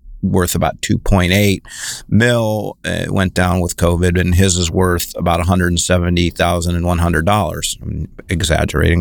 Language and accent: English; Ohio, United States; moved away as an adult; now in Bay Area, United States; I'm in California now, Bay Area specifically, 7 miles as the crow flies from San Francisco, but I'm originally from Ohio